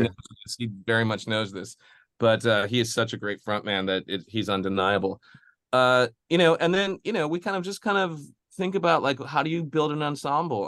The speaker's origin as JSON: {"language": "English", "region": "Midwest", "country": "United States", "said": "I'm from the Midwest too"}